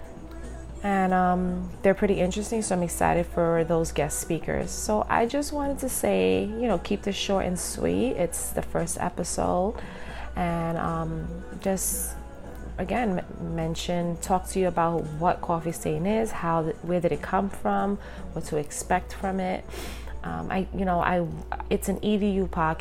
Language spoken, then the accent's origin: English; New York City, New York, United States; I was born and raised in Brooklyn